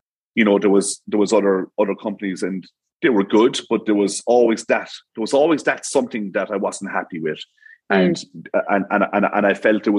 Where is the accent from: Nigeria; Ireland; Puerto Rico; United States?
Ireland; Munster; And it's mad. I'm from Tipperary. So like Savvy Kitchens, they're from Tipperary. Soul Energy Solutions, they're from Tipperary. I brought them down from Tip to Cork to get these things done.